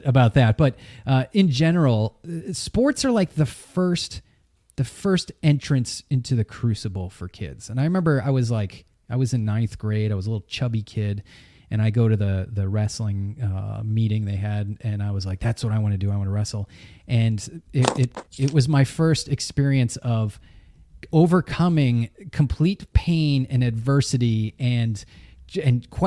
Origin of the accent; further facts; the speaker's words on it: New Hampshire, United States; I grew up in New Hampshire